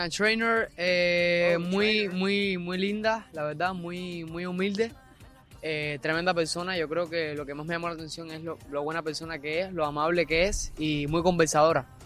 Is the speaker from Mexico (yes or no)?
no; Dominican Republic; porque somos dominicanos, eh, eh compatriota, ¿cómo es? Compatriota.